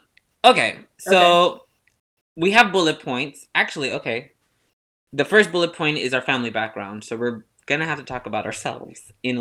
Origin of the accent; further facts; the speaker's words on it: United States; Well, I am American, mm-hmm. but I'm first generation